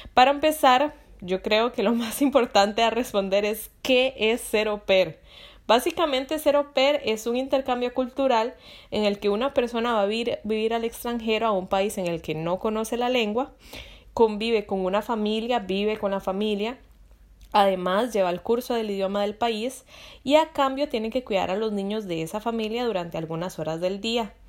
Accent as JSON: {"language": "Spanish", "country": "Costa Rica", "moved": "as an adult", "lives_now": "Europe", "said": "yo soy de Costa Rica, aquí en Europa"}